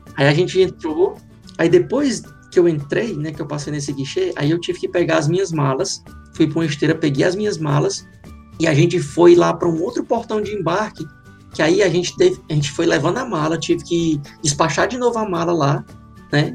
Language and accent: Portuguese; Fortaleza, Ceará, Brazil; moved away as an adult; now in Ireland; eu sou lá de Fortaleza